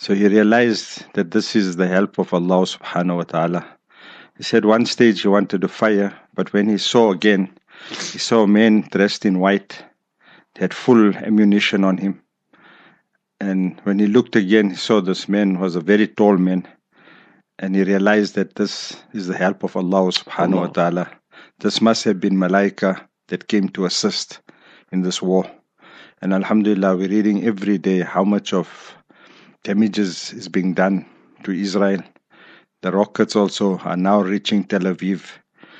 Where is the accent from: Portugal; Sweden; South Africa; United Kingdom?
South Africa; South Africa